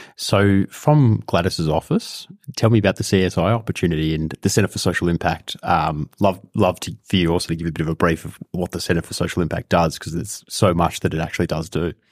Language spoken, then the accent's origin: English; Australia; a Jewish person growing up in Australia